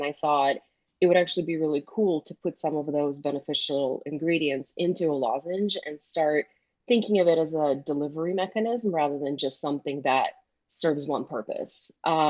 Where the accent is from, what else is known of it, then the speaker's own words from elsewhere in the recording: Michigan, United States; because I grew up in Michigan, people around here just think it's like a Midwestern accent.